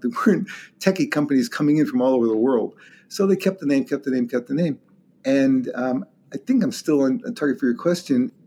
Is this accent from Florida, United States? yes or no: no; Long Island, New York, United States; moved away as an adult; also born or lived in Brooklyn, New York / Rochester, New York / Durham, North Carolina / Toronto, Canada; now in Seattle, United States; Completely East Coast. I was born in Brooklyn. When I was four, we moved out to Long Island